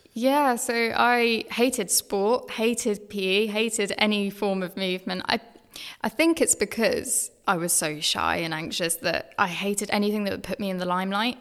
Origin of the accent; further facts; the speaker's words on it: Brighton, South East England, United Kingdom; moved away as an adult; also born or lived in Eastbourne; now in London, United Kingdom; I grew up in Sussex, grew up in Brighton, um, and then Eastbourne